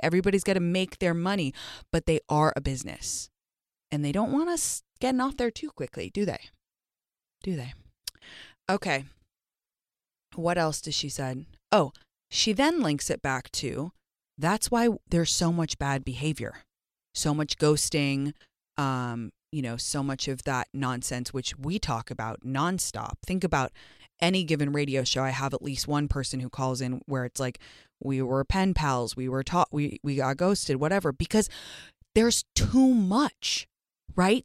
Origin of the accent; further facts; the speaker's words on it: London, United Kingdom; moved away; growing up in London